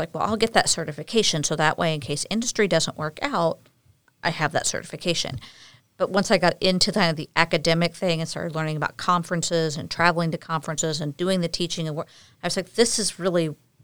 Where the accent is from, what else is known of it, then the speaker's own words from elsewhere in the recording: Memphis, Missouri, United States; also born or lived in St. Louis, Missouri / Iowa; My parents were in Memphis, Missouri, which is my hometown